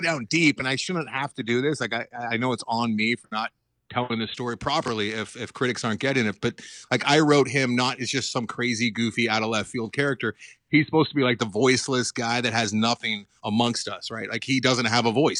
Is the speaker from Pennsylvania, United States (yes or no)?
no; Los Angeles, California, United States; also born or lived in Santa Monica, California; born and raised in Los Angeles. I'm still here, I didn't, I'm not a transplant